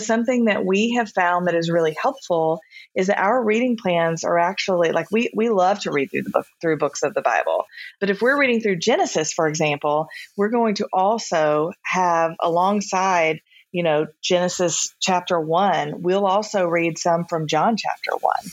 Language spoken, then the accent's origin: English; the South, United States; I grew up in the South